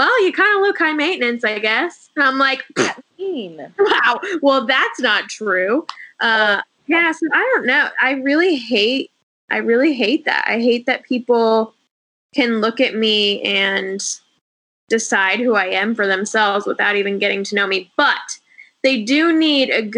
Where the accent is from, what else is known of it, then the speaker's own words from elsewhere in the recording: O'Neill, Nebraska, United States; moved away as an adult; also born or lived in Texas / Austin, Texas; now in California, United States; So I was born and raised in Nebraska, super small town.